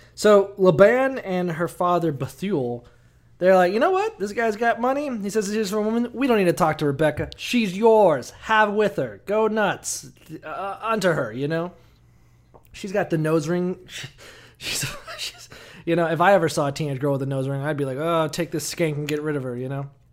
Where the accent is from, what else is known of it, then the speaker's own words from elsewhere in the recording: Orlando, Florida, United States; I'm from Orlando